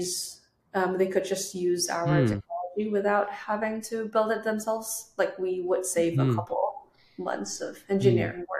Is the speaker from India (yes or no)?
no; Indonesia; moved away as an adult; now in United States; we're all from Indonesia.